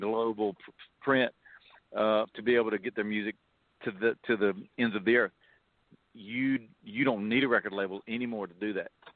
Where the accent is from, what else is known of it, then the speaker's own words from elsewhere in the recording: Lyons, Georgia, United States; I was born and raised in South Georgia, a little town called Lyons, Georgia